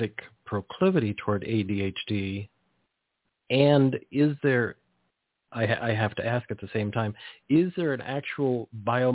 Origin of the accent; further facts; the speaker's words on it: Monterey Peninsula, California, United States; as a kid, I grew up in the Monterey Peninsula in agricultural area